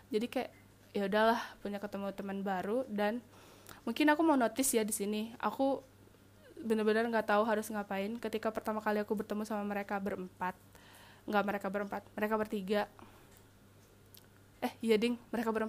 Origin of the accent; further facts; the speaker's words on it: Sumatra, Indonesia; karena gue emang anak rantau kan di sana gitu kayak gue anak Sumatera mereka orang Jawa